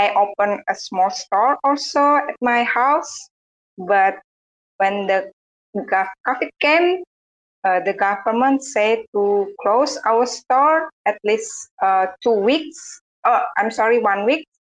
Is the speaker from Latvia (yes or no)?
no; Indonesia; I am from Indonesia.